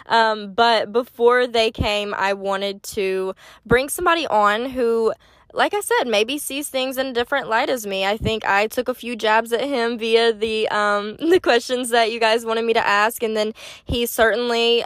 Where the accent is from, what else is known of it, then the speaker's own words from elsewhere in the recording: Baton Rouge, Louisiana, United States; I'm from Baton Rouge, too